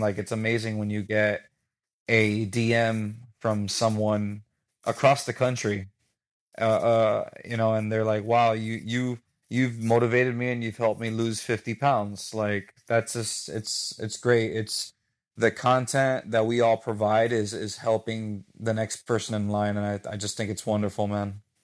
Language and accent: English; Miami, Florida, United States; I was born and raised in Miami. I have a Cuban background